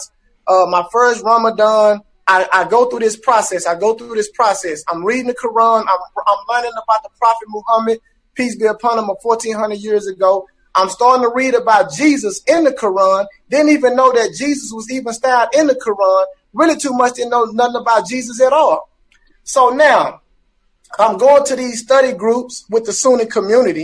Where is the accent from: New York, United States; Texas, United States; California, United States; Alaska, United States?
Texas, United States; Dallas; I'm from Dallas